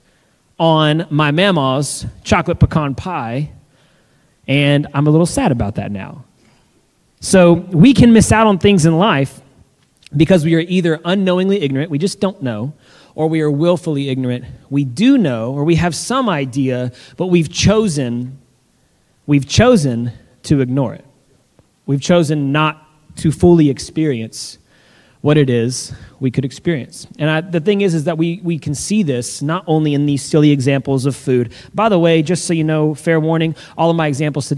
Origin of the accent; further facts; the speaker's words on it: the South, United States; I'm from the South and even though we had pecan pie at every single family gathering